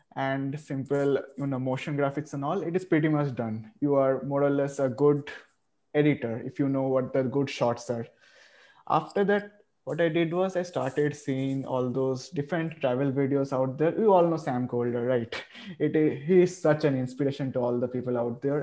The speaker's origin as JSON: {"language": "English", "country": "India", "said": "I am from India"}